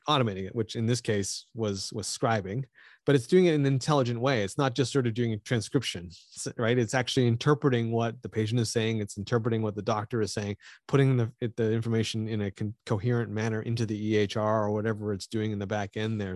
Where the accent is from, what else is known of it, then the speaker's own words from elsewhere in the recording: Canada; I'm Canadian